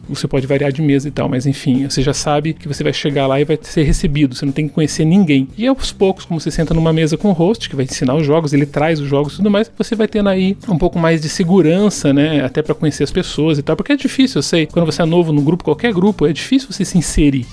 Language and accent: Portuguese; Curitiba, Paraná, Brazil; eu sou curitibano, né? Eu nasci aqui em Curitiba